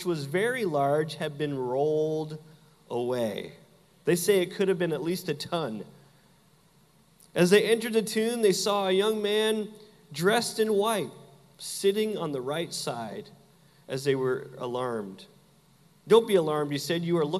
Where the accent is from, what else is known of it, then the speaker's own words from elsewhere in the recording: Canada; now in Southern United States; I'm from Canada